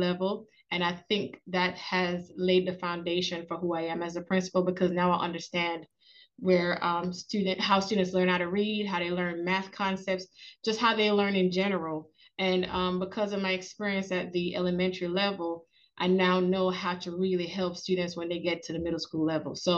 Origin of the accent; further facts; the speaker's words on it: Jamaica; moved away as an adult; now in Georgia, United States; I'm Jamaican. That's the first thing I want to say is that I'm a Jamaican. I came here to America to go to college